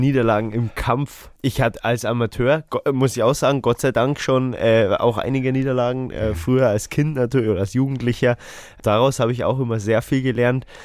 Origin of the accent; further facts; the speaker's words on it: Erding, Bavaria, Germany; wir sind äh, beide aus Erding ja? oder aus dem Umkreis